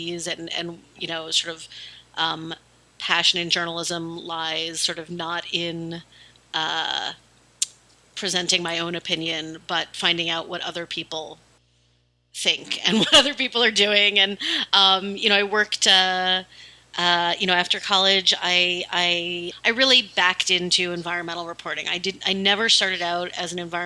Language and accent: English; New Jersey, United States; I grew up in New Jersey, North Jersey, about a half hour outside of New York.